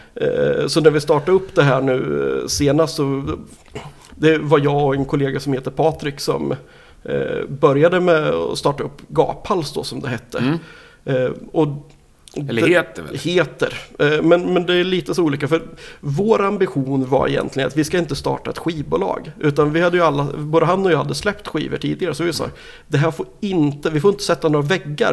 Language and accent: Swedish; Nyköping, Södermanland, Sweden; also born or lived in Umeå; now in Linköping, Sweden; jag kommer ju ursprungligen från Nyköping